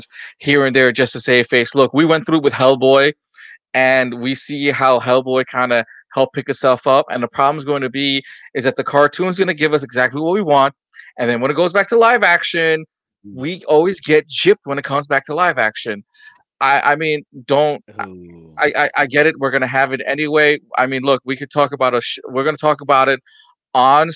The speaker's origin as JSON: {"language": "English", "region": "New York", "country": "United States", "said": "Me being a New Yorker"}